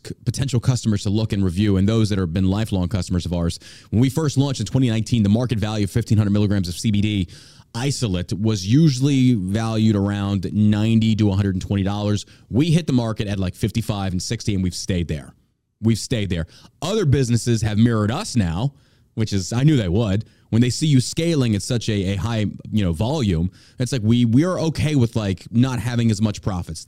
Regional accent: Texas, United States; I come from Texas

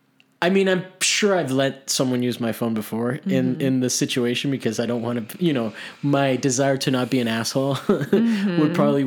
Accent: Miami, Florida, United States; I grew up in Miami

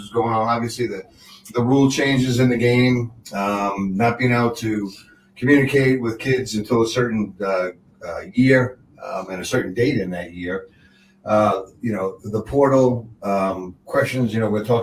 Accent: Long Island, New York, United States; moved away as an adult; also born or lived in Maryland; growing up on Long Island

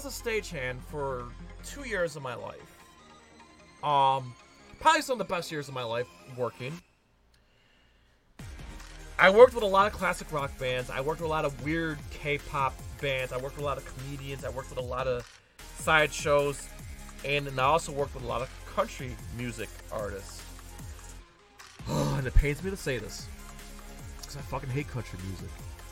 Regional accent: New York, United States; I'm from New York

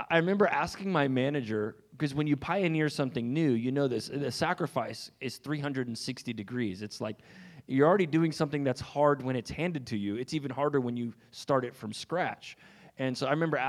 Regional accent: Raleigh, North Carolina, United States; I hail from Raleigh, North Carolina

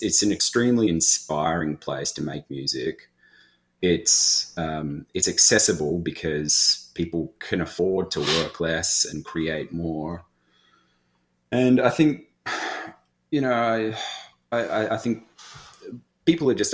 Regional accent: Australia; also born or lived in Melbourne; now in Vancouver, Canada; the boganisms and the ochreisms and things of being Australian

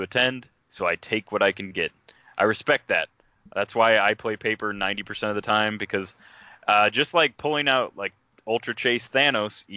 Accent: United States; accent: American; my American accent

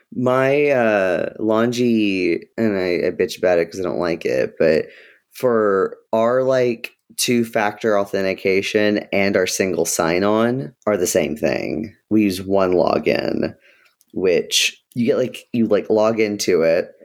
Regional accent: Ohio, United States; I was born in Ohio

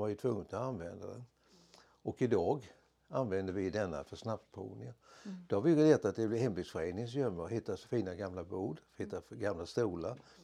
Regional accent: Vissefjärda, Kalmar County, Sweden; jag är ju född i Visefjäll, eller jag har bott i Visefjäll från min ungdom

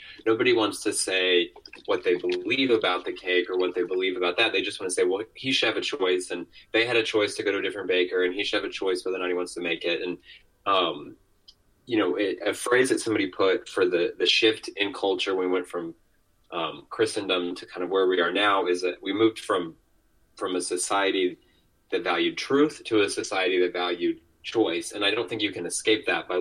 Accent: United States; growing up in America

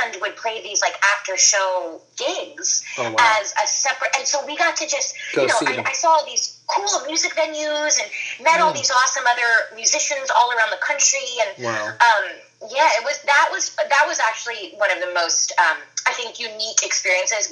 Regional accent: East Coast, United States; I grew up on the East Coast

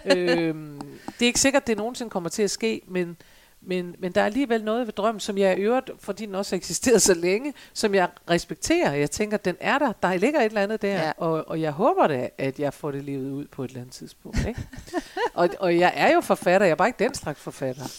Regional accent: Jutland, Denmark; jeg er en gammel jyde

